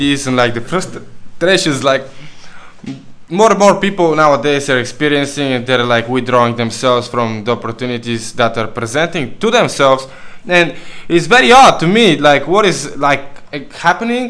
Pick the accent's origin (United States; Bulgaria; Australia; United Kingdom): Bulgaria; now in Canary Islands, Spain; we come from Bulgaria